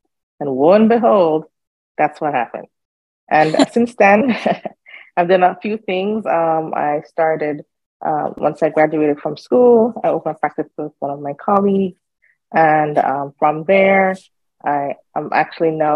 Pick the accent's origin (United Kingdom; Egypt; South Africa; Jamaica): Jamaica; moved away as an adult; now in United States; I am Jamaican. I grew up in Jamaica